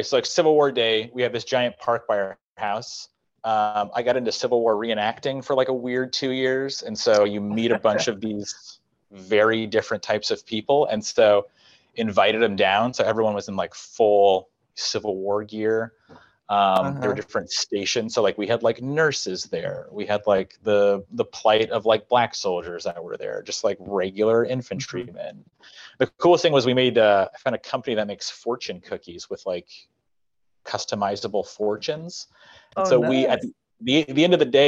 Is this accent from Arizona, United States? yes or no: no; Colorado, United States; moved away; I'm from Colorado